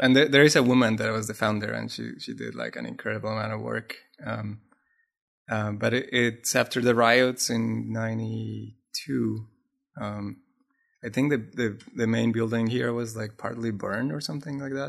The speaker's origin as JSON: {"language": "English", "country": "Colombia", "tie": "born or raised there", "first_language": "Spanish", "second_language": "English", "moved": "yes", "lives_now": "Los Angeles, United States", "said": "I was born in South America, in Colombia in particular."}